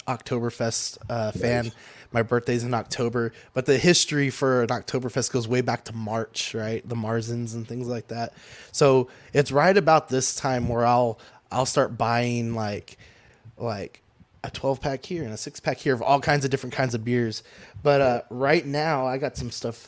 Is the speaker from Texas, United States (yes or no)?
yes; San Antonio, Texas, United States; I'm from San Antonio, Texas